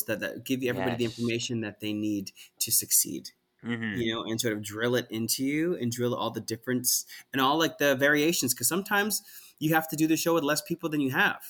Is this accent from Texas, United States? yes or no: no; Cedar Grove, New Jersey, United States; I'm from Cedar Grove, New Jersey